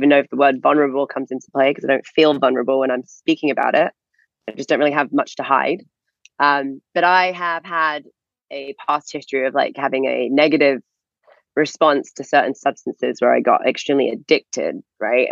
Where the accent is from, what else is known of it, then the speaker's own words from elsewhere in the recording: England, United Kingdom; moved away as an adult; also born or lived in Florida; we're not from Florida. I'm from England.